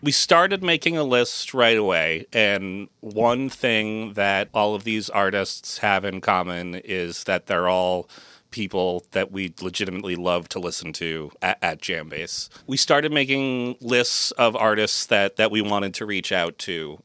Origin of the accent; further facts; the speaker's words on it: Massachusetts, United States; moved away as an adult; also born or lived in San Francisco Bay Area, California; moving my family from the San Francisco Bay Area back to my hometown here in Massachusetts